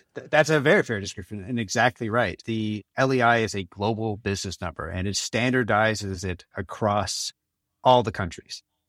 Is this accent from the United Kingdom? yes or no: no; Canada; moved away as an adult; also born or lived in Los Angeles, United States / New York area, United States; now in Copenhagen, Denmark; I'm actually Canadian, and I spend most of my working life, though, in the States, in Los Angeles, and, and the New York area.